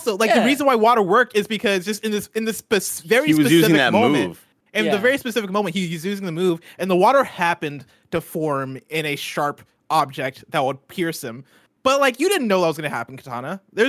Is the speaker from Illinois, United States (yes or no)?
yes; Illinois, United States; I'm from Illinois.